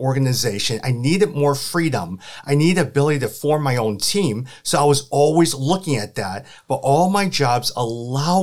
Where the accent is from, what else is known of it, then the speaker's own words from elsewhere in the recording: Chicago, Illinois, United States; also born or lived in St. Louis; I was born and raised in Chicago.